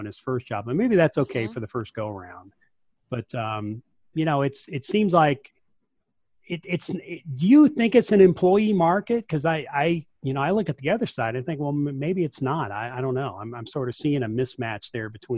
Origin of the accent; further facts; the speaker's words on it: rural West Texas, United States; I'm from rural West Texas